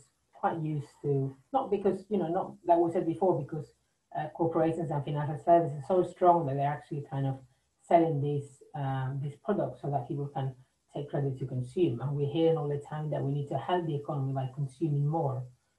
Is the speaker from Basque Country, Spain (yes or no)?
yes; Basque Country, Spain; moved away; Okay, I am from the Basque Country